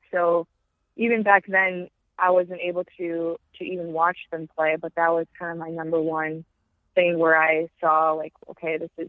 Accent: Wisconsin, United States; Chicago in the NWSL is the closest NWSL team to my hometown.

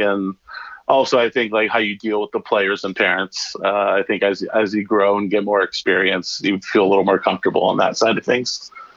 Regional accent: Burlingame, California, United States; born and raised in Burlingame, California, which is about 20 minutes south of San Francisco.

